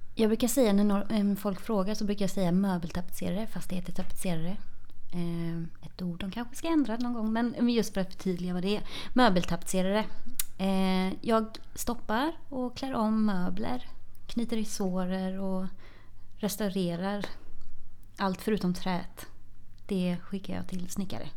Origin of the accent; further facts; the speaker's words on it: Tvååker, Halland County, Sweden; moved away as an adult; now in Gothenburg, Sweden; Jag eh, kommer från Tvååker som är ett eh, litet samhälle utanför Varberg. Eh, och där har jag bott och levt fram tills jag flyttade hemifrån i, efter gymnasiet